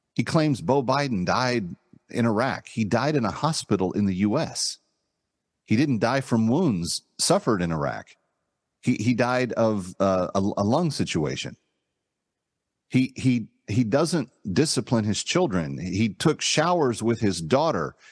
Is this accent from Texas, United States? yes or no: yes; Texas, United States; I am a Texan by birth